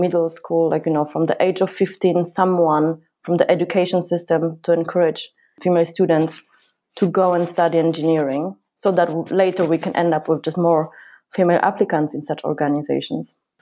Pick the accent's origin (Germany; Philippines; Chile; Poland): Poland; now in United Kingdom; I come from Poland